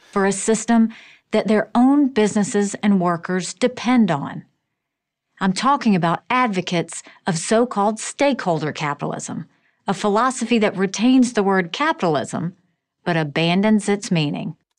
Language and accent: English; South Carolina, United States; I grew up in South Carolina as the daughter of Indian immigrants